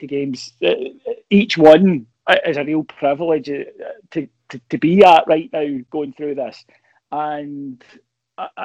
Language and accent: English; Kilwinning, Scotland, United Kingdom; I'm from Kilwinning originally. And if you grow up here, you're a Rangers fan.